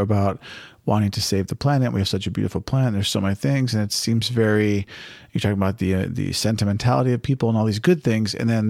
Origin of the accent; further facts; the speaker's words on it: United States; you and I were raised in America by middle-class families